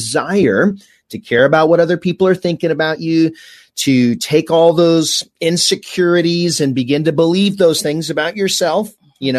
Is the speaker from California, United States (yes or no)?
yes; Fullerton, California, United States; I grew up here in Orange County. So Fullerton